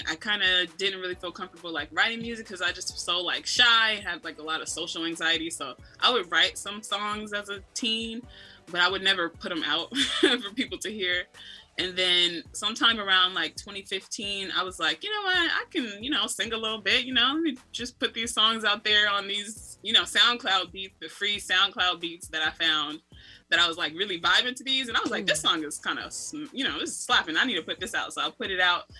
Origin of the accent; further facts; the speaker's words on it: Baltimore, Maryland, United States; moved away as an adult; now in Seattle, United States; I was born in Seattle. Okay. I came home from the hospital like to CD. So the CD itself, and that's where I like was, you know, that's where I was began my life. And then when I was 10, I moved from Seattle to Baltimore. So that's where I like kind of grew up for all my like adolescent, you know, my preteen, teen